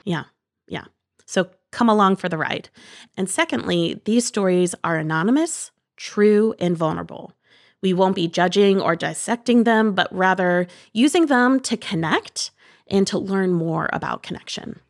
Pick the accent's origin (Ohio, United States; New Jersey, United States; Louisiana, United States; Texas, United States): Ohio, United States; Bowling Green; Shout out Bowling Green, Ohio. And I lived on a small fruit orchard